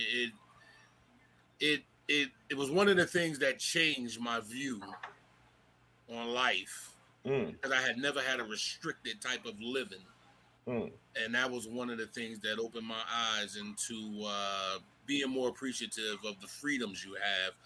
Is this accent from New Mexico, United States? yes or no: no; Newark, New Jersey, United States; also born or lived in Kansas / Germany; I grew up in Newark, New Jersey.